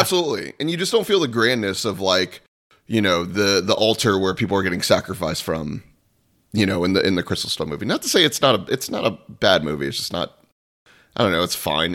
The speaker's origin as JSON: {"language": "English", "region": "Florida", "country": "United States", "tie": "born or raised there", "said": "I was born and raised in Florida"}